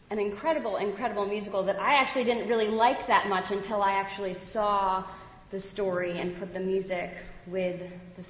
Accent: United States; I grew up just outside of Manhattan in the suburbs

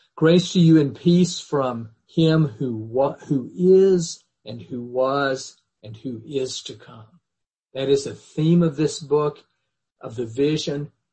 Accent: the Bible Belt, United States; growing up in the Bible Belt of my youth

